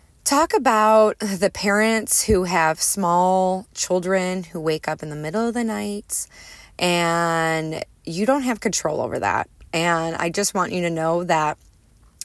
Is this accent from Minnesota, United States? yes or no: no; Chicago, Illinois, United States; moved away; I'm a Midwesterner at heart, grew up in the Chicagoland area, northwest suburbs of Chicago